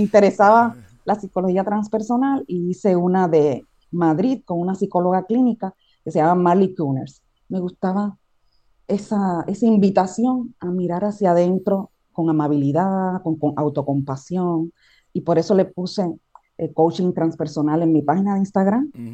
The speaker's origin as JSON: {"language": "Spanish", "country": "Cuba", "tie": "born or raised there", "moved": "as an adult", "lives_now": "Puerto Rico", "said": "Yo estuve ahí 27 años"}